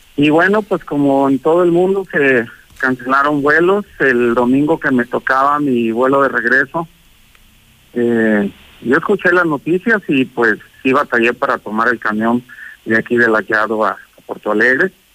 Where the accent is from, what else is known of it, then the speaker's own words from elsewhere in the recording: Mexico; also born or lived in Aguascalientes; de México, México, aquí dicen México